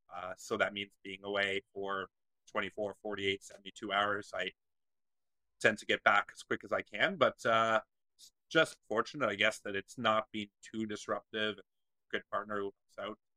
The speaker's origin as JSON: {"language": "English", "town": "Waterloo", "region": "Ontario", "country": "Canada", "tie": "born or raised there", "said": "my hometown in Waterloo"}